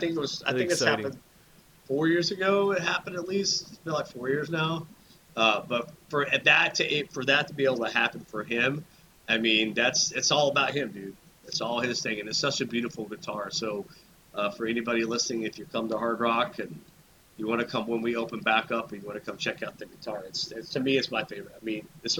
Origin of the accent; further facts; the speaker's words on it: Arkansas, United States; also born or lived in Texas / Florida; I grew up in Arkansas. I was born in Arkansas. Grew up there in Texas and Florida.